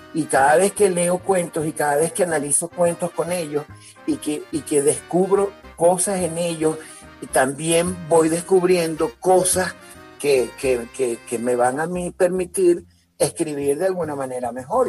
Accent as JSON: {"language": "Spanish", "town": "Caracas", "region": "Capital District", "country": "Venezuela", "tie": "born or raised there", "said": "Luego me fui a San Agustín del Norte, nos fuimos a San Agustín del Norte y allí viví hasta, hasta que tuve 17 años"}